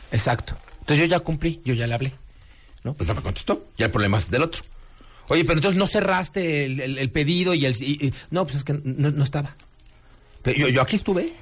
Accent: Mexico; como mexicano puntual

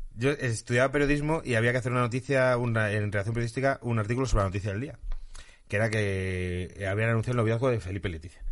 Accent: Madrid, Community of Madrid, Spain; tanto Daría como yo somos de Madrid y los madrileños somos unos flipados

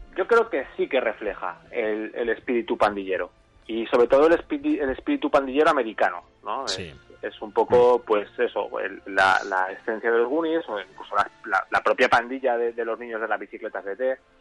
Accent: Valdepeñas, Castilla-La Mancha, Spain; now in Tarragona, Spain; aunque yo vivo en Tarragona, pero yo soy cerca de, Jaén, yo soy de un pueblo de Valde, eh, bueno, soy de Valdepeña, de, Ciudad, Real

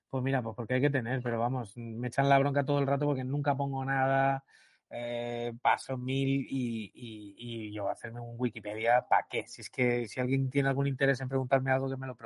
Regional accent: Valencian Community, Spain; una radio cultural que se llama Radio Sedaví, del, pueblo Sedaví, Al, lado, de mi pueblo.

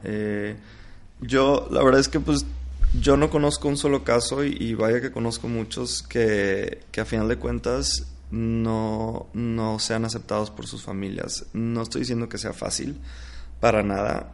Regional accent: Monterrey, Nuevo León, Mexico; moved away as an adult; now in Mexico City, Mexico; yo vivo en la Ciudad de México, pero, pero pues bueno, soy de Monterrey

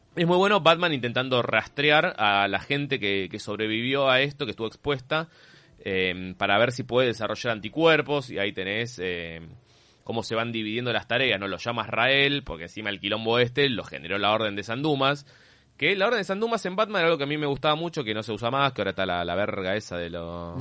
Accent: Argentina; menos mal que soy argentino

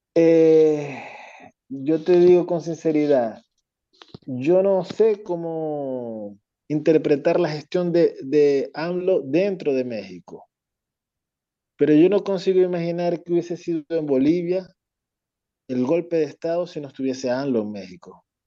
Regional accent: Venezuela

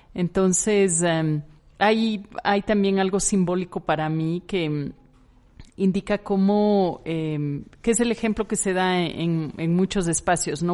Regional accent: Ecuador; yo soy ecuatoriana, yo nací en una ciudad muy pequeña en Ecuador

